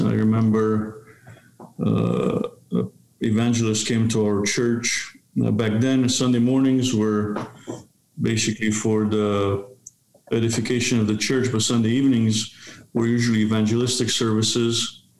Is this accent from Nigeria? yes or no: no; Romania; born there; So I was born in Romania in 1970.